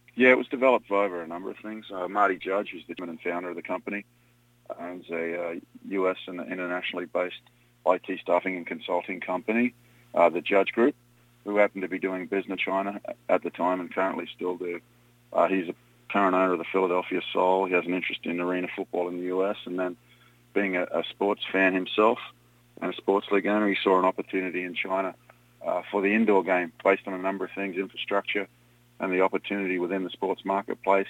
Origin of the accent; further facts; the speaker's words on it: Australia; moved away as an adult; also born or lived in Europe; now in United States; I was involved in the sport of rugby and then cricket growing up in Australia